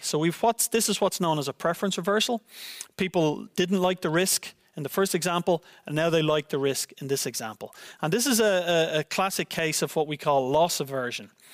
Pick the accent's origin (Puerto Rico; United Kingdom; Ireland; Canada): Ireland; now in Netherlands; my home country of Ireland